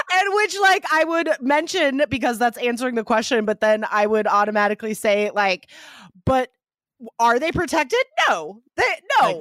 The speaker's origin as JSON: {"language": "English", "country": "United States", "first_language": "English", "said": "I am from the United States"}